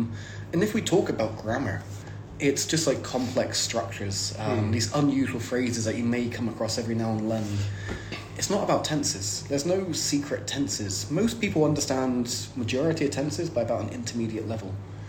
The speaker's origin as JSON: {"language": "English", "region": "South West England", "country": "United Kingdom", "lives_now": "Saint Petersburg, Russia", "said": "I mean, I'm living in St. Pete's normally. And everyone's like, oh, it must be really hard. It's like, I come from England. It's basically the same."}